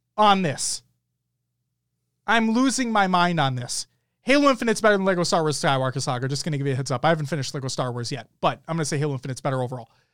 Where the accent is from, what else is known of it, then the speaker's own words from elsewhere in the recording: Minnesota, United States; We are from Minnesota